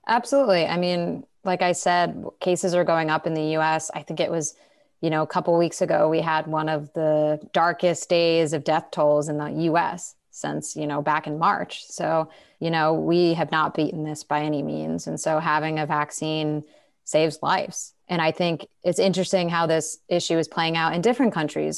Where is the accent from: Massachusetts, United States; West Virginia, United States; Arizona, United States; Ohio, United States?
Massachusetts, United States; In, in my home state of Massachusetts, where I am right now